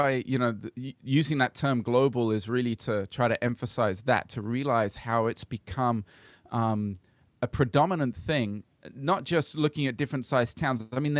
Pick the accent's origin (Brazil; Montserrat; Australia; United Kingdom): Brazil; my parents were missionaries, and I grew up in Brazil because of that.